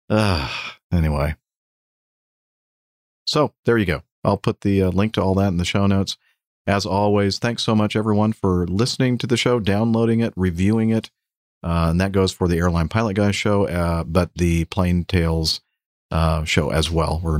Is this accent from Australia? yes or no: yes; Australia; accent: Australian; nor I suspect could they understand my Australian accent.